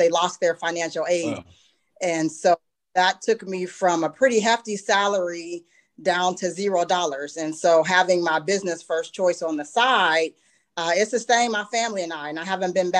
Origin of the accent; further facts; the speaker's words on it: Youngstown, Ohio, United States; now in Columbus, United States; I did branch out and open a second training center in my hometown of Youngstown.